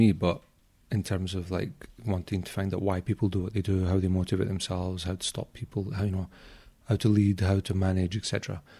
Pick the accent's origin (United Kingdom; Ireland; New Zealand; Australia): United Kingdom; Glasgow, Scotland; I grew up in Glasgow, yeah.